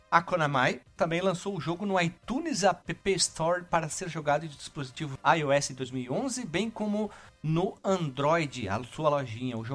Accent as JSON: {"language": "Portuguese", "town": "Frederico Westphalen", "region": "Rio Grande do Sul", "country": "Brazil", "tie": "born or raised there", "said": "Quando eu era pequena, lá em Frederico Westphalen."}